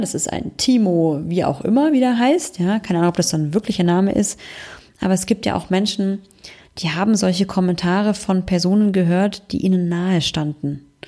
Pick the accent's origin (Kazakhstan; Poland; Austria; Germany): Germany; bei uns in Deutschland